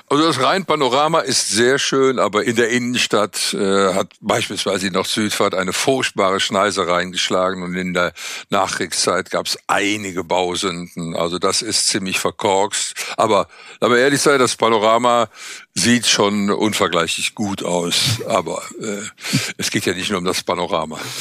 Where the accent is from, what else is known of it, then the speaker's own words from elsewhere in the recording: Cologne, North Rhine-Westphalia, Germany; Ich bin Kölner